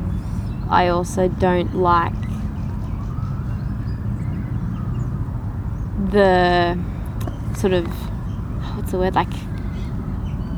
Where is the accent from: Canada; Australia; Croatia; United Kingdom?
Australia; Hunter Valley, New South Wales; I grew up in the Hunter Valley